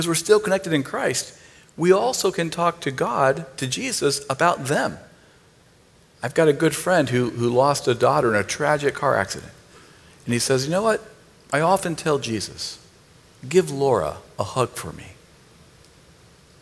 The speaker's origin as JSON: {"language": "English", "region": "Northeast Ohio", "country": "United States", "said": "I'm from Northeast Ohio, so I'm a Cleveland fan"}